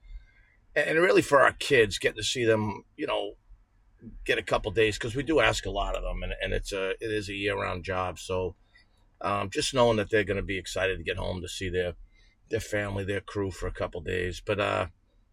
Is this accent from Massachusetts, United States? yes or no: yes; Boston, Massachusetts, United States; also born or lived in Rhode Island; I'm a Bostonian